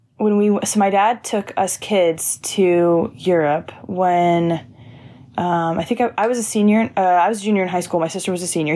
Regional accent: Lawrenceville, Georgia, United States; I grew up outside of Atlanta, Georgia, about, like, forty-five minutes from downtown

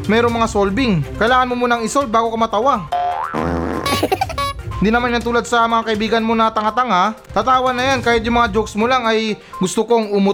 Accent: Philippines; nagpapasalamat talaga ako um, bilang isang Pilipino na meron tayong pagkatao o ugali ng pagiging masaya kahit na meron tayong problema.

